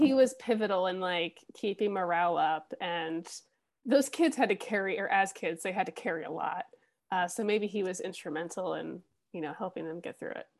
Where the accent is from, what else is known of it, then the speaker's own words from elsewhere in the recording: United States; as an American